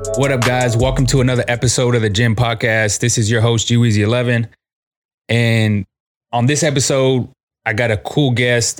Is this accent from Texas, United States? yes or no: yes; San Antonio, Texas, United States; Born and raised in San Antonio. I've always lived on this side of town